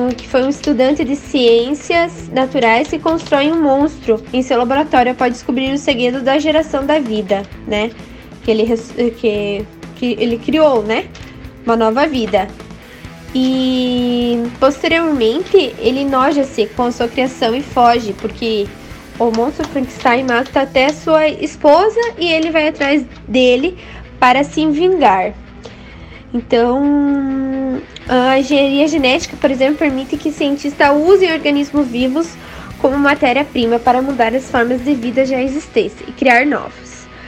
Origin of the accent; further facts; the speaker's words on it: Videira, Santa Catarina, Brazil; sou da cidade de Videira.